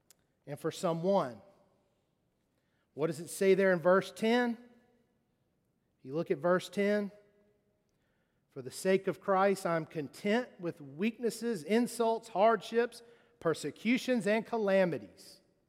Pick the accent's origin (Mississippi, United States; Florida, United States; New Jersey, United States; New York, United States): Mississippi, United States; and I'm from Mississippi, I can't get up there and not have my teeth.